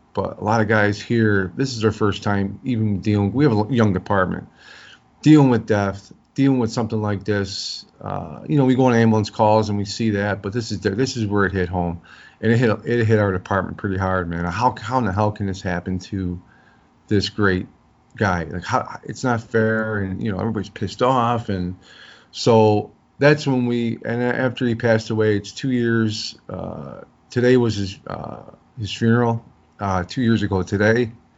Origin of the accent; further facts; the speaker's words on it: Chicago, Illinois, United States; I grew up in South Side of Chicago.